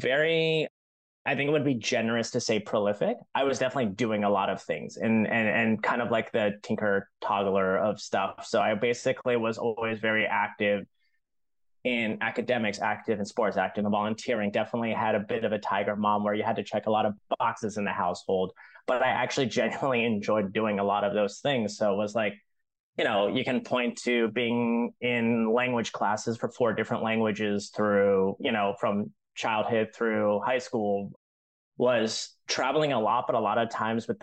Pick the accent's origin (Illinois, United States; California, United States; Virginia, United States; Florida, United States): Virginia, United States; Northern; also born or lived in China; now in Brooklyn, New York, United States; I am born and raised in Northern Virginia.